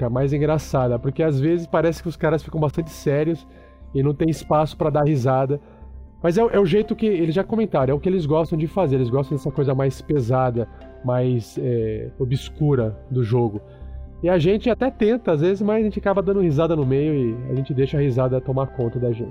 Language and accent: Portuguese; South Region, Brazil; eu sou do Sul